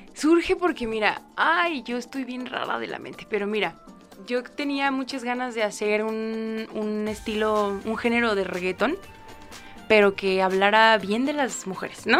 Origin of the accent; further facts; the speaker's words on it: a small village near Juárez, Chihuahua, Mexico; moved away; soy de bueno, de un pueblito muy muy chiquito cerca de Juárez, Chihuahua